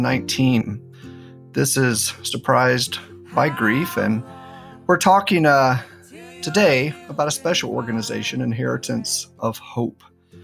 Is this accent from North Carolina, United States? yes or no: yes; North Carolina, United States; I'm from North Carolina and have family there in the Blue Ridge Mountains.